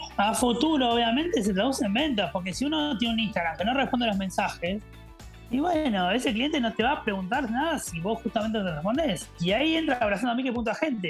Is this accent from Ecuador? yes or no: no; Argentina; moved away; me sentí como argentino